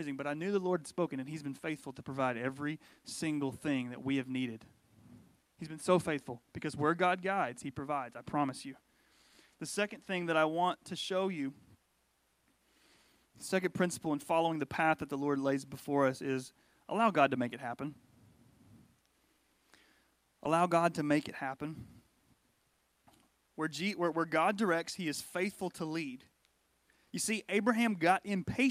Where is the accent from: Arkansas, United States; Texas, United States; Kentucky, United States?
Arkansas, United States; Fayetteville; That's the little regional airport where I'm from, in near Fayetteville, Arkansas